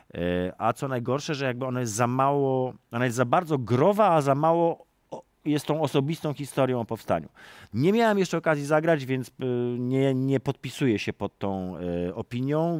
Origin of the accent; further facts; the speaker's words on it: Warsaw, Masovian Voivodeship, Poland; jestem warszawiakiem z urodzenia